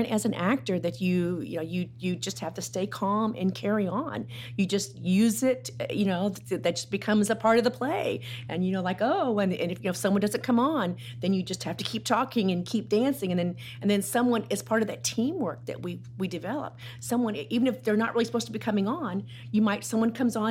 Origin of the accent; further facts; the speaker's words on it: Dallas, Texas, United States; now in Plano, United States; I grew up in Dallas, and so when I moved to Plano in 1986